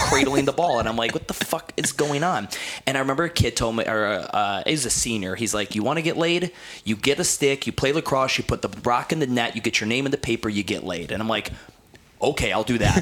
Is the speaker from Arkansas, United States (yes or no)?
no; Cleveland, Ohio, United States; also born or lived in New Jersey; I grew up in Cleveland, Ohio, and I, you know, I moved during my high school